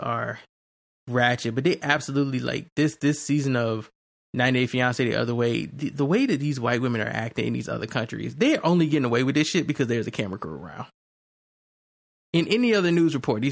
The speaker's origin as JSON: {"language": "English", "country": "United States", "said": "I'm an American"}